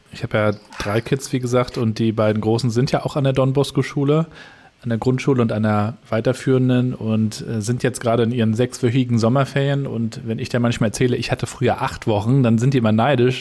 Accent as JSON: {"language": "German", "town": "Rostock", "region": "Mecklenburg-Vorpommern", "country": "Germany", "said": "Wir sind Rostocker"}